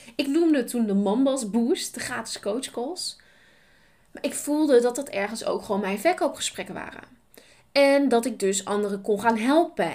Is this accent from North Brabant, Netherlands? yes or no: no; Nijeveen, Drenthe, Netherlands; Ik ben geboren in Nijveen. Ik ben opgegroeid met twee broers